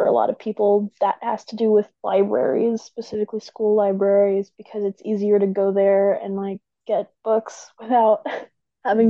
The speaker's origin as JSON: {"language": "English", "region": "Texas", "country": "United States", "also_born_or_lived": "San Antonio", "said": "I'm from Texas."}